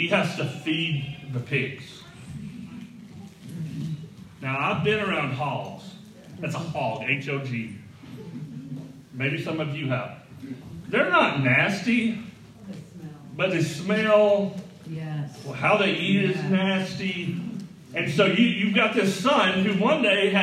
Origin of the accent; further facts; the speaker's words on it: the South, United States; I grew up in the South